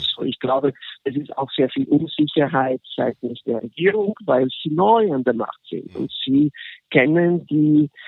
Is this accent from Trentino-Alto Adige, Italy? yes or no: no; Genoa, Liguria, Italy; born there; von meiner, von meiner Geburtsstadt in Genua.